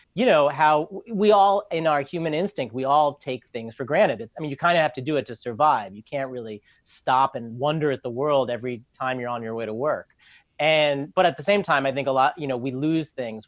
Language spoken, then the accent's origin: English; New York, United States; also born or lived in Manhattan / Brooklyn; I grew up in New York. I've lived in Manhattan and Brooklyn all my life.